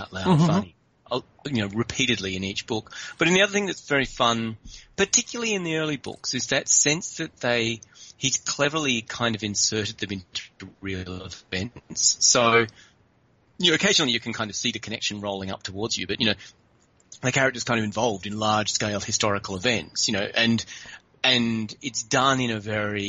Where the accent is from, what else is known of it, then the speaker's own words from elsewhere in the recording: Adelaide, South Australia, Australia; growing up in Adelaide was nothing like growing up in Belfast